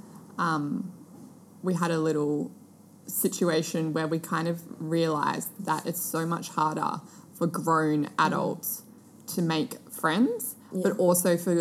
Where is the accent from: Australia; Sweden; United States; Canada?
Australia; Sydney, New South Wales; moved away as an adult; now in Gold Coast, Australia; I'm from Sydney